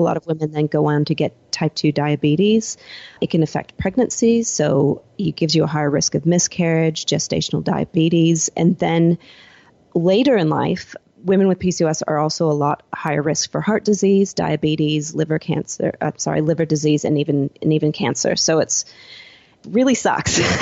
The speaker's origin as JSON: {"language": "English", "town": "Seattle", "region": "Washington", "country": "United States", "moved": "as an adult", "lives_now": "Gold Coast, Australia", "said": "I'm originally from Seattle"}